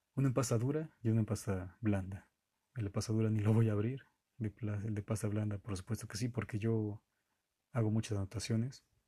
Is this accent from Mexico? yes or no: yes; Mexico; yo soy de México.